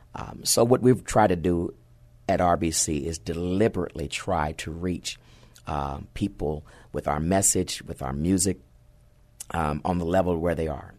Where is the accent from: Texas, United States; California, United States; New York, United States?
Texas, United States; San Antonio; also born or lived in Fort Hood; I grew up right here in the Alamo City